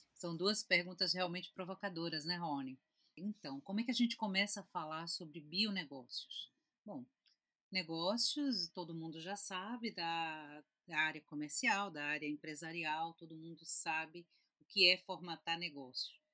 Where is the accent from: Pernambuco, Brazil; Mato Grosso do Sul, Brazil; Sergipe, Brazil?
Pernambuco, Brazil; Recife; eu sou de Recife, Pernambuco